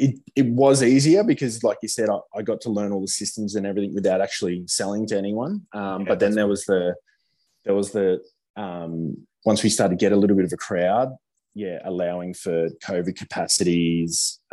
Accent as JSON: {"language": "English", "town": "Gold Coast", "region": "Queensland", "country": "Australia", "tie": "born or raised there", "said": "I grew up in Queensland"}